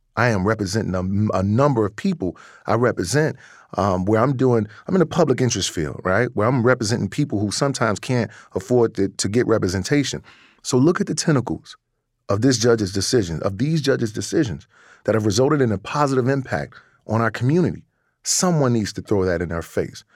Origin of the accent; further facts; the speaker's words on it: Chicago, Illinois, United States; also born or lived in Wisconsin; I was in Wisconsin, born and raised in Chicago